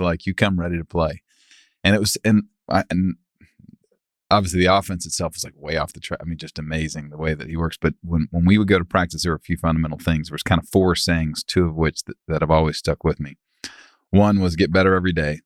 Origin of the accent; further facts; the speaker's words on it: Dallas, Texas, United States; We grew up in Preston Hollow